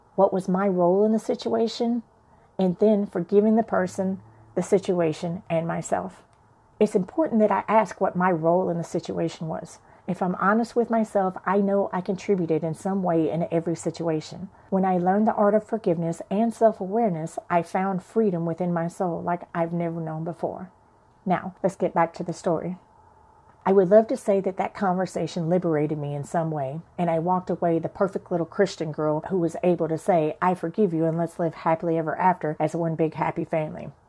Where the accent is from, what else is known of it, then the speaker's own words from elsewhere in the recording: Chicago, Illinois, United States; I went to church with my grandmother as a child growing up in Chicago